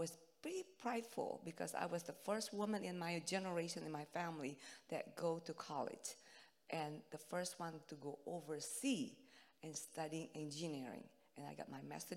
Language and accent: English; Indonesia; English is a second language; moved away; I'm from Indonesia, so my English is not good.